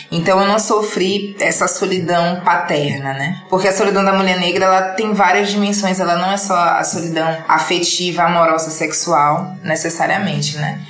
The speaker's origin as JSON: {"language": "Portuguese", "town": "Salvador", "region": "Bahia", "country": "Brazil", "moved": "as an adult", "lives_now": "São Paulo, Brazil", "said": "Eu sou de Salvador, com 25 anos"}